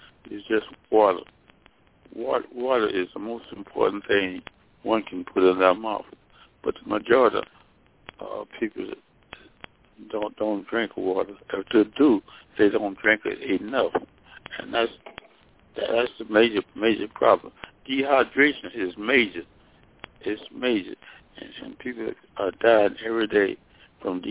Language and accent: English; Mississippi, United States; moved away as an adult; also born or lived in Alabama / Nashville, Tennessee / Washington, D.C. / Daytona Beach, Florida; I'm from Mississippi, where I graduated from high school in 1946.